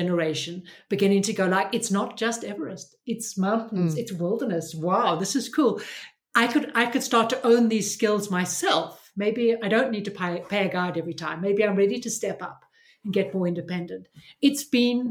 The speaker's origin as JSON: {"language": "English", "country": "South Africa", "tie": "born or raised there", "said": "I grew up in South Africa under, you know, hard apartheid."}